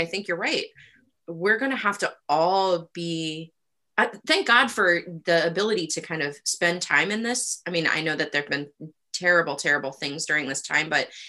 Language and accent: English; Rust Belt, Ohio, United States; moved away; also born or lived in Toledo, Ohio / Youngstown, Ohio / Cleveland, Ohio; I grew up in the Rust Belt.